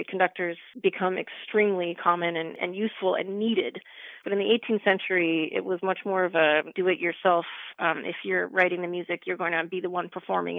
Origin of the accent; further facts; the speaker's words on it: Pacific Northwest, British Columbia, Canada; moved away; I am from the part of Canada where it never snows, which is the Pacific Northwest